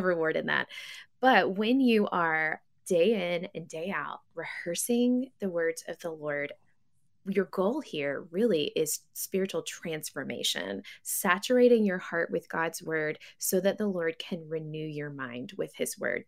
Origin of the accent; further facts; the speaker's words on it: West Tennessee, United States; now in Missouri, United States; I grew up in West Tennessee